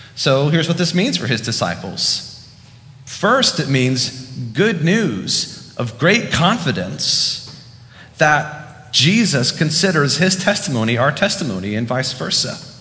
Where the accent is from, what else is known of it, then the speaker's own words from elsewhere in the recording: the South, United States; now in Fairfax, United States; because I'm from the South.